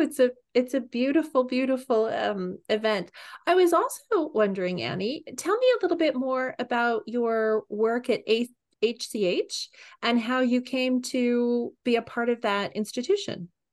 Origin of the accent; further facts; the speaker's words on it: East Bay, California, United States; I grew up in the East Bay